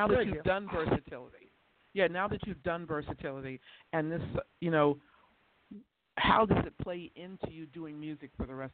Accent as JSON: {"language": "English", "region": "the South", "country": "United States", "said": "I come from the South, too."}